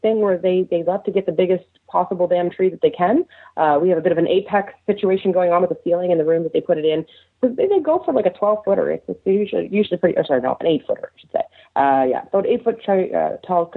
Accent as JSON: {"language": "English", "region": "Nova Scotia", "country": "Canada", "said": "I'm from Nova Scotia"}